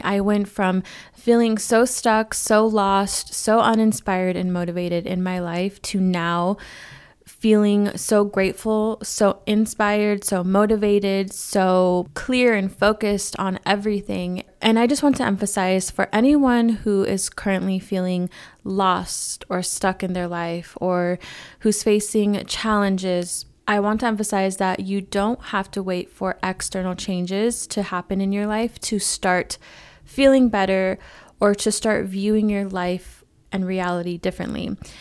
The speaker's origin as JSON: {"language": "English", "region": "California", "country": "United States", "tie": "born or raised there", "moved": "yes", "lives_now": "Arizona, United States", "said": "California, where I'm originally from. Not to my hometown, but another city in California."}